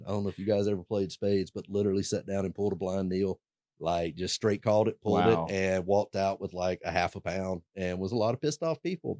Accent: Pensacola, Florida, United States; moved away as an adult; for me, I grew up in Pensacola, Florida. You know, it's not necessarily the most eclectic, wild, crazy town. At least it wasn't when I grew up there.

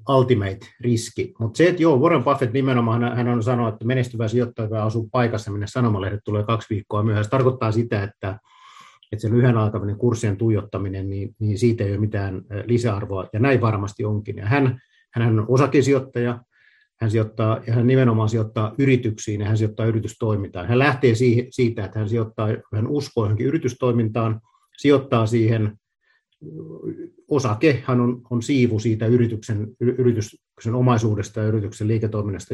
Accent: Luvia, Satakunta, Finland; moved away as an adult; also born or lived in Pori / Vaasa; Mä oon kotoisin porja Rauman välistä sellaisesta pienestä paikasta kuin Luvia, käynyt koulut Porissa

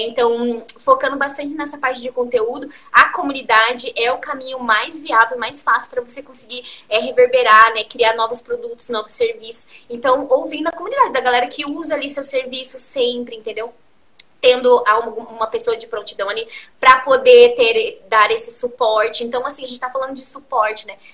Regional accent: Curitiba, Paraná, Brazil; eu sou de Curitiba

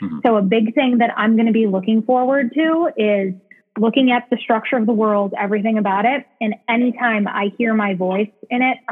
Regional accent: Chicago, Illinois, United States; I'm from Chicago. I was born and raised here.

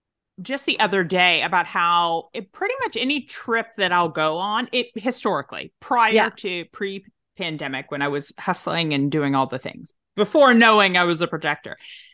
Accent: Tennessee, United States; accent: Southern; So I am originally from Tennessee.

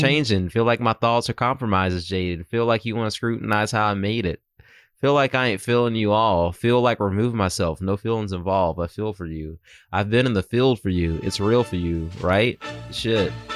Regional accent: Myrtle Beach, South Carolina, United States; moved away; growing up in Myrtle Beach

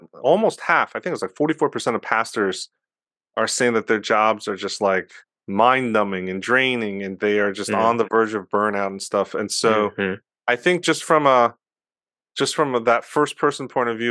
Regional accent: United States; I'm Korean American, and so I'm part of that Asian American and BIPOC community

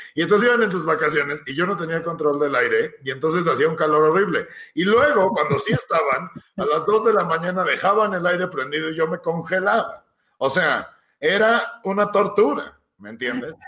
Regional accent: Ixtapan de la Sal, State of Mexico, Mexico

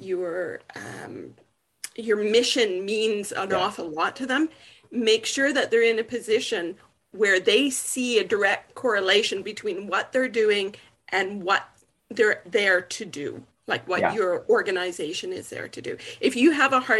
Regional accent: British Columbia, Canada; I'm from British Columbia, Canada.

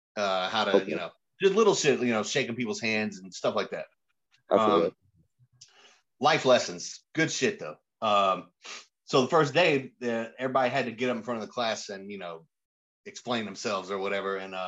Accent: Raleigh, North Carolina, United States; also born or lived in Durham; I was born in Durham. {S0} Okay. {S2} Went to elementary school, finished that, and then I moved to Raleigh around sixth grade. Okay. And I grew up there.

